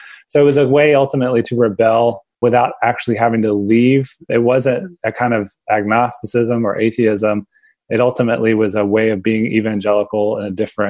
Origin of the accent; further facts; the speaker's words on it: Pensacola, Florida, United States; now in Austin, United States; the church we went to with my family. My parents and my younger brother was First Baptist Church downtown Pensacola, Panhandle of Florida